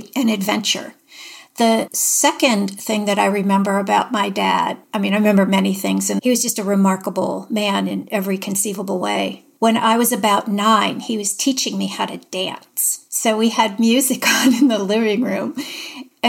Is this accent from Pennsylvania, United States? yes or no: yes; Erie, Pennsylvania, United States; moved away as an adult; I grew up in Erie, Pennsylvania